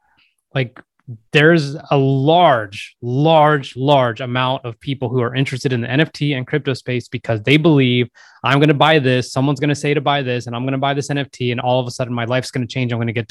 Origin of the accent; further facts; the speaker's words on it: New York, United States; the places where I grew up near New York